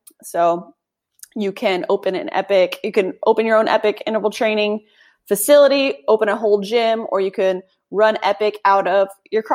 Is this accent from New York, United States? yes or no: no; Connecticut, United States; moved away as an adult; also born or lived in Malibu, California; I grew up in Connecticut